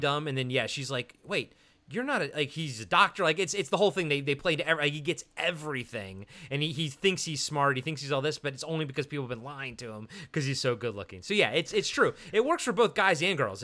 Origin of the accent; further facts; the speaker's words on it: Maryland, United States; I'm from Maryland